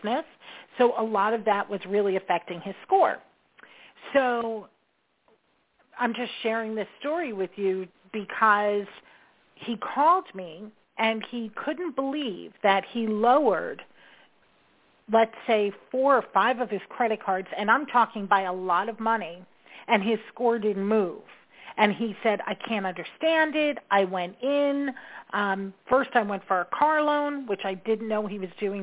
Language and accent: English; New York, United States; I'm a New Yorker, so I talk fast